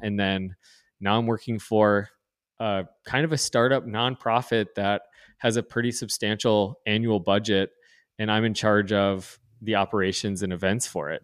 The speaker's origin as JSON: {"language": "English", "region": "North Dakota", "country": "United States", "tie": "born or raised there", "also_born_or_lived": "East Coast", "said": "grew up, born and raised in North Dakota"}